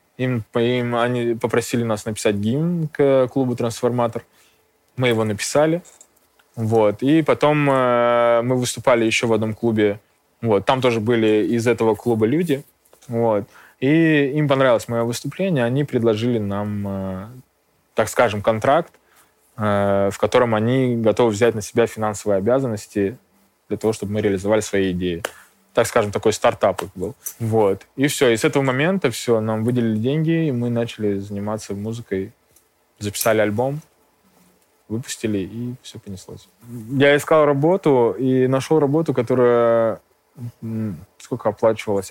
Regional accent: Kemerovo, Kemerovo Oblast, Russia; moved away as an adult; also born or lived in Armenia; now in Moscow, Russia; я родился в Армении, э, очень долго школьное и студенческое время я э, прожил в Кемерово, в Сибири.

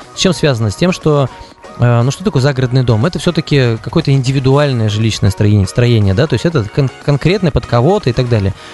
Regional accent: Udmurtia, Russia; У нас в Удмуртии

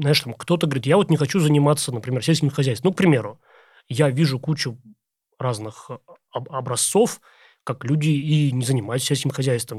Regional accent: Vesyegonsky District, Tver Oblast, Russia; это в Весегонском районе, как раз э, на моей малой родине

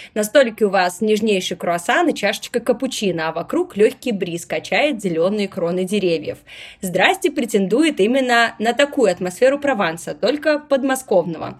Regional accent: Saint Petersburg, Russia; я сама из Петербурга

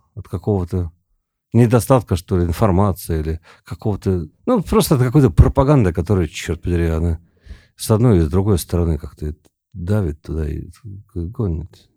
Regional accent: Tomsk, Tomsk Oblast, Russia; moved away as an adult; also born or lived in South Carolina, United States; now in Moscow, Russia; Я вообще из Томска, я жил на реке

